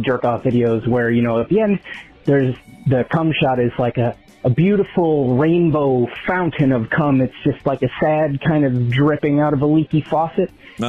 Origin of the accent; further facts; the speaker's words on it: New York, United States; I grew up in New York, and hearing that song reminds me of growing up.